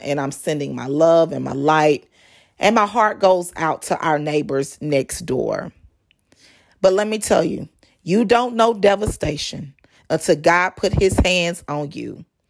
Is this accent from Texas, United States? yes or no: yes; North Texas, United States; moved away as an adult; now in Texas Gulf Coast, United States; I was raised in North Texas